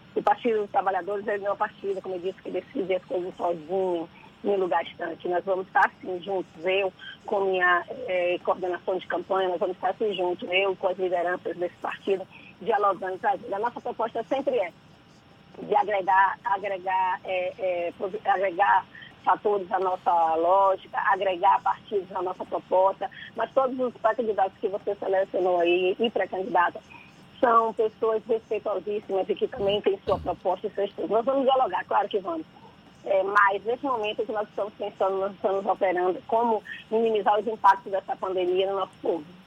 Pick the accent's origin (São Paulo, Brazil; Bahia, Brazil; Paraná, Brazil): Bahia, Brazil; Salvador; eu sou a menina que nasceu em São Gonçalo do Retiro, tenho que morar ali na Barro Reis, em um bairro que muito embora a rua se chame Doutor Estevão de Assis, as pessoas só conhecem como sertanejo. E cresci nesses ambientes